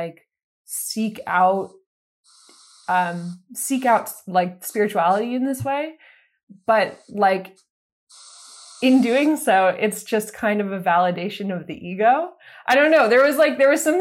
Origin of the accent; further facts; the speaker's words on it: East Coast, United States; moved away as an adult; now in Los Angeles, United States; I'm originally from the East Coast. I moved out here a few years ago.